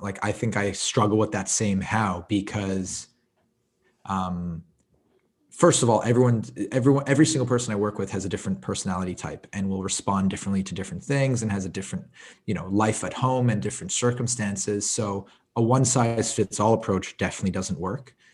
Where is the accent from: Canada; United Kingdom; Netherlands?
Canada; Montreal, Quebec; I grew up in Montreal. I, I lived in the suburbs.